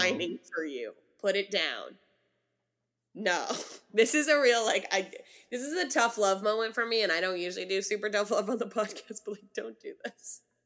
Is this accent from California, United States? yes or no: yes; California, United States; as a Californian